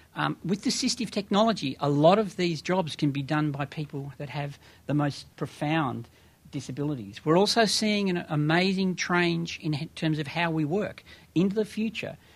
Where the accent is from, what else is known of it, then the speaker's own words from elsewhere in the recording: Australia; moved away as an adult; now in United States; as an Australian who came here um, two and a half years ago